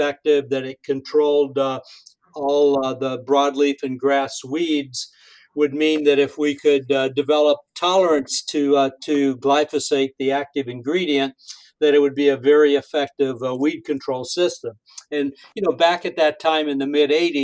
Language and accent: English; Wellington, Illinois, United States; moved away; also born or lived in Hoopeston, Illinois; I'm from Hoopston, because it had a few thousand people